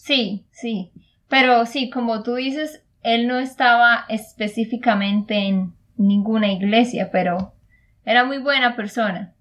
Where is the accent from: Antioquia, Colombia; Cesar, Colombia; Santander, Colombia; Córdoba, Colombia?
Santander, Colombia; de Santander, Colombia